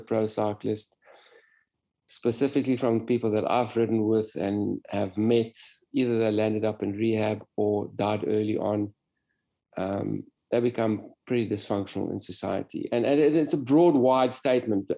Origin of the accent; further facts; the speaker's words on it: South Africa; I came from South Africa, raced in Europe